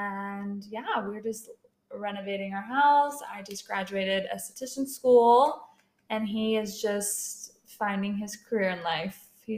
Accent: Mesa, Arizona, United States; also born or lived in Tempe; I am 23. Born and raised in Mesa, have not left. I've lived in Mesa, and then I lived in Tempe.

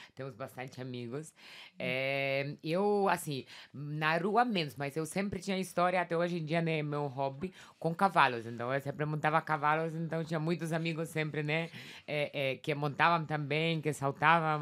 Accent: Warsaw, Masovian Voivodeship, Poland; Portuguese is a second language; also born or lived in London; now in São Paulo, Brazil; Eu sou polonesa, nasci lá em Varsóvia.

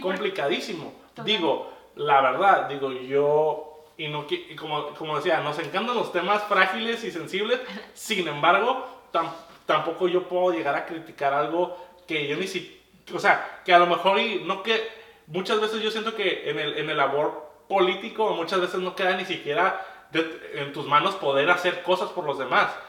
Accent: Mexico; also born or lived in Tijuana; por el hecho de ser mexicano

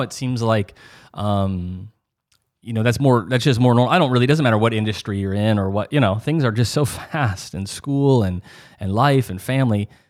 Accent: Midwest, United States; growing up in the North, you know, the Midwest

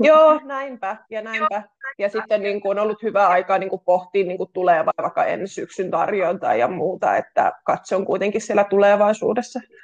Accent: Kitee, North Karelia, Finland; now in Lappeenranta, Finland; olen kotoisin Kiteeltä tuota Pohjois-Karjalasta ja tällä hetkellä asun täällä Lappeenrannassa

